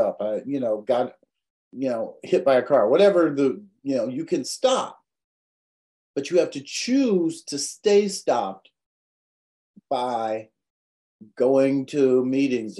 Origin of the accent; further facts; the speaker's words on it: United States; I was born in America